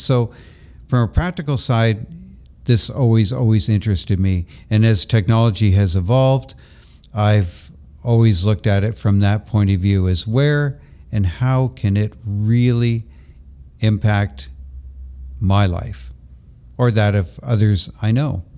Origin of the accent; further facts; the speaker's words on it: Toronto, Ontario, Canada; also born or lived in Brantford, Ontario; Toronto is my hometown.